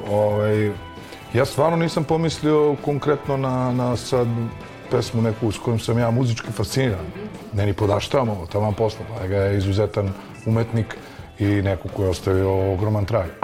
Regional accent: Zaječar, Zaječar District, Serbia; moved away; u mom rodnom gradu, Zaječaru

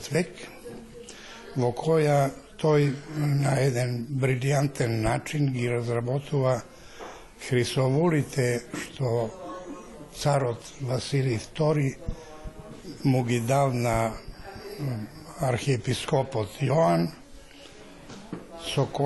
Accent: Maleshevo, North Macedonia; сум од Малешевскиот крај

